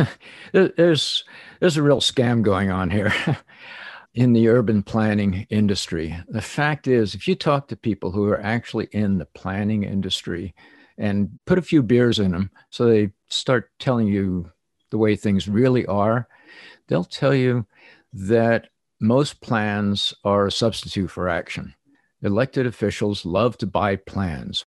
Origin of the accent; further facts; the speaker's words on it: New Jersey, United States; I grew up in New Jersey